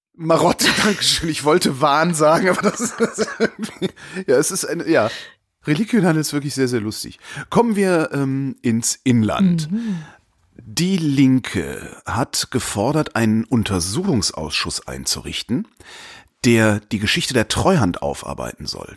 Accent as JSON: {"language": "German", "town": "Cologne", "region": "North Rhine-Westphalia", "country": "Germany", "tie": "born or raised there", "said": "in meiner Heimatstadt Köln"}